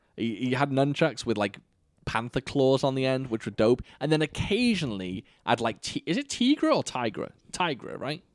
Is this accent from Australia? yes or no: no; United Kingdom; as a Brit